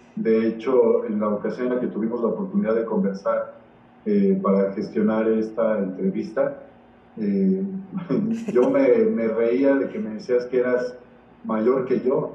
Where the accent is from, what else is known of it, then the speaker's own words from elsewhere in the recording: Mexico City, Mexico; nosotros vivíamos en dos cuartos cuando recién llegamos a, la Ciudad de México